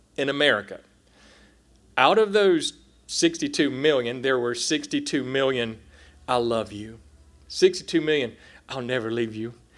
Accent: South Carolina, United States; moved away as an adult; now in Oklahoma, United States; I'm a redneck from South Carolina in the mountains

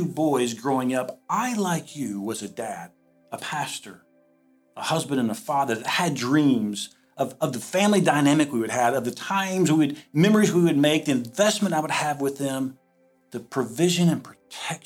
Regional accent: the South, United States; moved away as an adult; now in Iowa, United States; I'm from the South

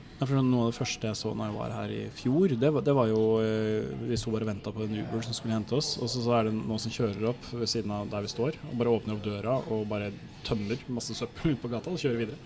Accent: Norway; Som nordmann

